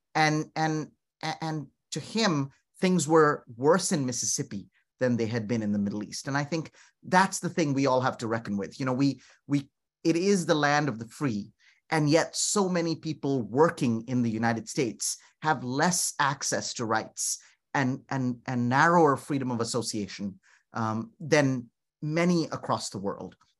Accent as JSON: {"language": "English", "region": "North India", "country": "India", "moved": "yes", "said": "I'm from North India."}